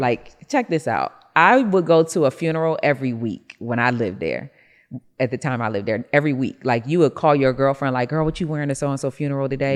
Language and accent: English; Rochester, New York, United States; I'm from Rochester, New York, so I had a snow shoveling business